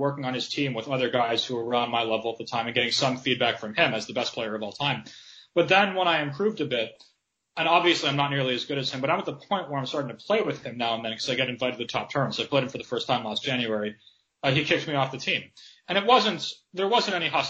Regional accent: United States; growing up in America

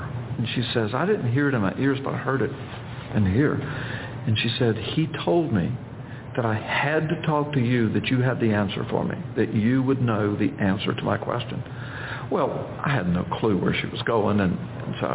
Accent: Florida, United States; I'm from Florida

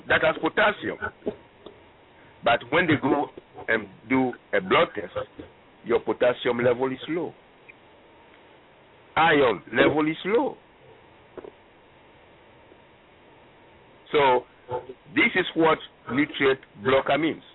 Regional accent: Ghana; now in United States; I am from Ghana originally, West Africa.

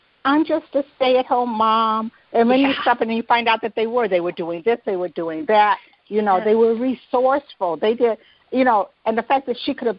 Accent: Detroit, Michigan, United States; I grew up in Detroit

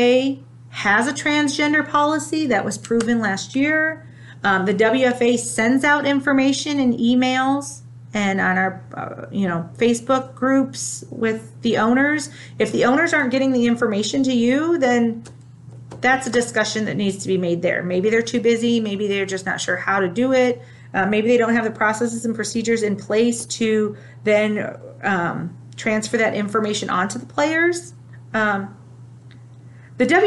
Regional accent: Ohio, United States; I'm from Ohio

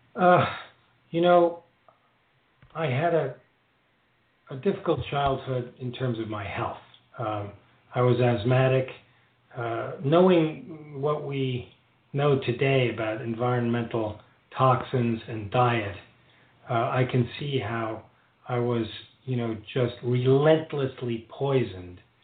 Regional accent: New York City, New York, United States; growing up in New York City at that time

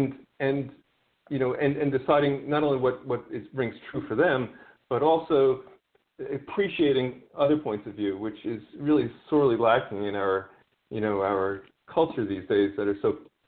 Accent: Queens, New York, United States; Queens was an interesting place, sort of magical place at times. You know, my teen years, I was involved with different groups of people that were very different

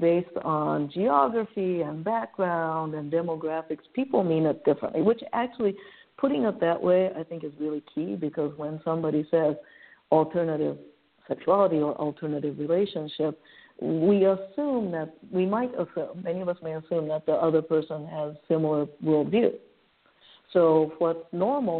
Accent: Japan; now in San Francisco, United States; San Francisco is my home, sure, but I was born and raised in Japan.

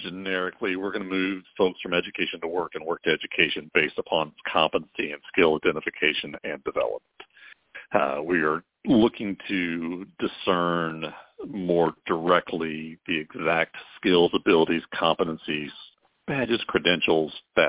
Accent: Kentucky, United States; No, I'm from Kentucky.

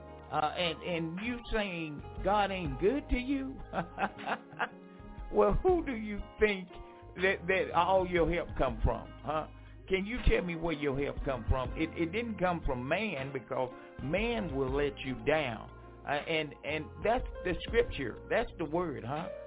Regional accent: Franklin, North Carolina, United States; moved away; my hometown, Franklin, North Carolina

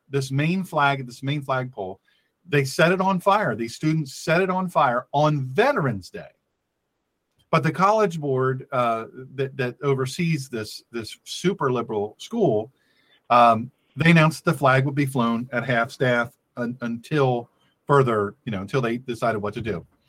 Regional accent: Delaware, United States; this my home state of Delaware.

